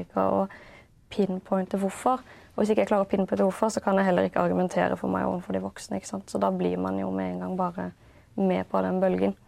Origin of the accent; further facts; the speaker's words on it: Haugesund, Rogaland, Norway; also born or lived in Denmark / Kristiansand; det er jo Haugesund jeg liksom husker da, som eh, oppveksten.